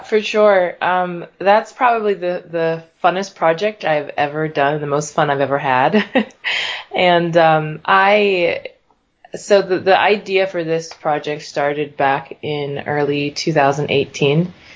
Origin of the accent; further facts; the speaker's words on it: Pittsburgh, Pennsylvania, United States; moved away as an adult; now in Philadelphia, United States; I grew up in Pittsburgh. Um, there pretty much my whole life. My family moved there when I was probably about three or four or so